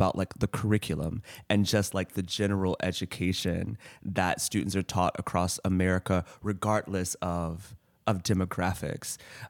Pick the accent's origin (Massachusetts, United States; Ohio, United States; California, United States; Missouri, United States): Missouri, United States; St. Louis; growing up in St. Louis in, you know, the 90s and the 2000s, my school was not very diverse.